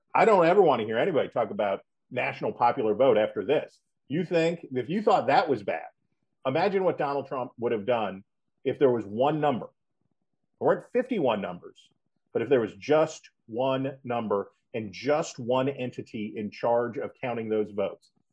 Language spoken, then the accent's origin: English; West Virginia, United States; moved away; I'm from West Virginia